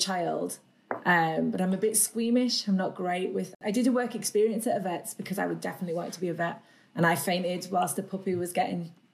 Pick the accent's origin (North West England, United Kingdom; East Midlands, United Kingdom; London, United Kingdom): North West England, United Kingdom; Carlisle; also born or lived in Leeds / France; I'm from Carlisle, which is where I still live now